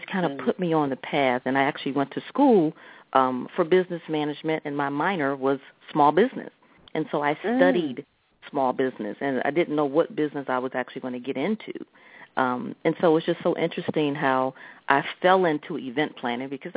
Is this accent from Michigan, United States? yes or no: no; Lanham, Maryland, United States; also born or lived in Washington, D.C. / Silver Spring, Maryland; born in D.C., really raised in Silver Spring and then Lanham